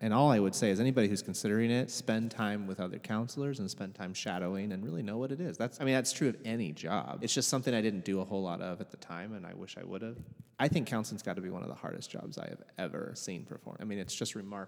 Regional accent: Portland, Oregon, United States; University of Portland right here in my hometown.

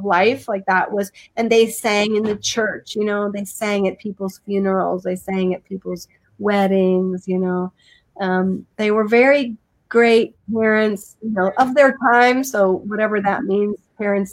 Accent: Fruita, Colorado, United States; moved away as an adult; also born or lived in Utah; I grew up in a little town in Colorado called Fruta, Colorado

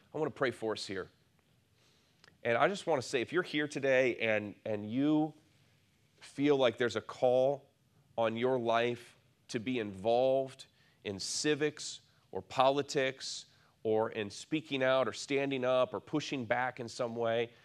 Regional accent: near Lake Michigan, Midwest, United States; I grew up near Lake Michigan

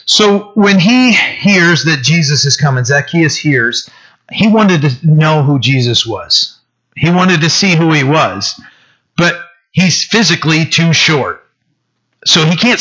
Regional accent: Bucksport, Maine, United States; I'm from Bucksport.

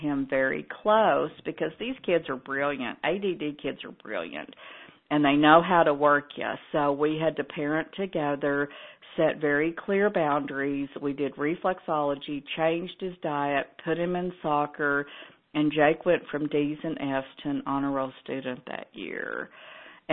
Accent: Texas, United States; I'm from Texas, where we fry everything

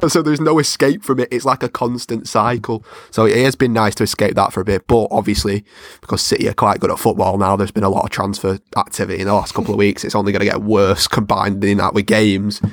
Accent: Salford, North West England, United Kingdom; I'm from Salford, it's predominantly red area

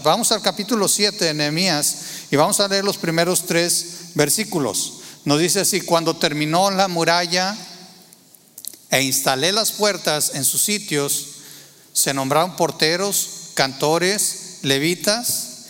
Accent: Torreón, Coahuila, Mexico; moved away; yo nací en, Tierra Santa, Torreón, Coahuila

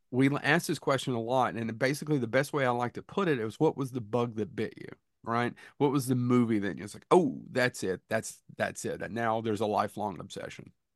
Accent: Kentucky, United States; we're from Kentucky.

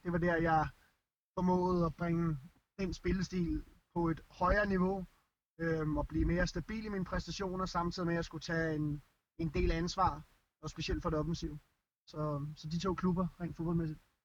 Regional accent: Denmark; moved away; os som danskere

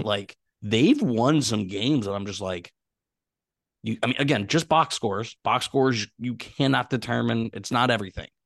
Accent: Pittsburgh, Pennsylvania, United States; I'm from Pittsburgh.

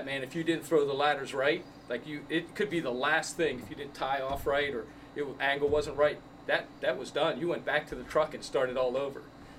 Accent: Lawn, Pennsylvania, United States; when I was young, I grew up in Lawn, Pennsylvania. It's just a two-horse town. I mean, literally the only thing there was a post office and a fire company.

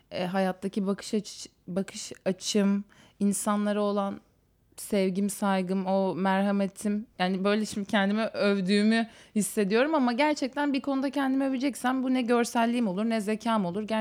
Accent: Istanbul, Turkey; doğma büyüme İstanbulluyum

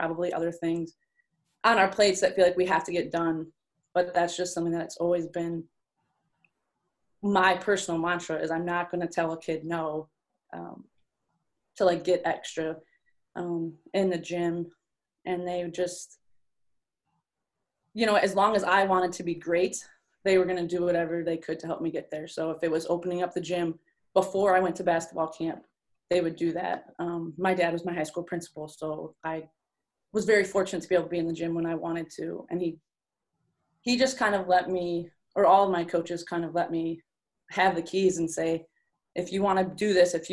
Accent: Rapid City, Michigan, United States; being from a small town, growing up in Rapid City, Michigan, going to Kalkaska High School

